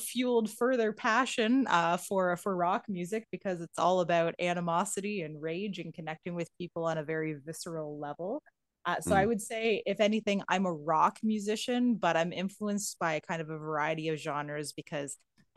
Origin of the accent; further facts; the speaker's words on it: Canada; I am a Canadian.